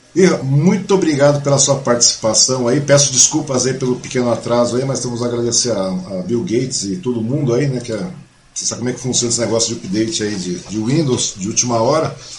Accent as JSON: {"language": "Portuguese", "town": "Mogi das Cruzes", "region": "São Paulo", "country": "Brazil", "tie": "born or raised there", "moved": "yes", "said": "eu sou mogiano, eu nasci em Mogi"}